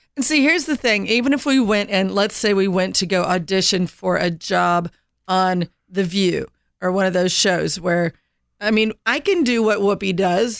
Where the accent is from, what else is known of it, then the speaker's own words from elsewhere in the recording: Indiana, United States; I grew up in Indiana, landlocked